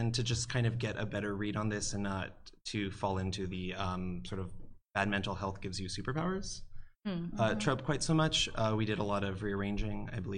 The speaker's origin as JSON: {"language": "English", "region": "Hawaii", "country": "United States", "said": "I'm from Hawaii."}